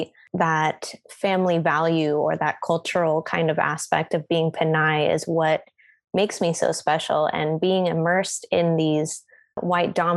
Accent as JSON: {"language": "English", "town": "Oakland", "region": "California", "country": "United States", "tie": "born or raised there", "also_born_or_lived": "Vallejo, California", "said": "I say Oakland, because that's where I was born. That's where I went to school"}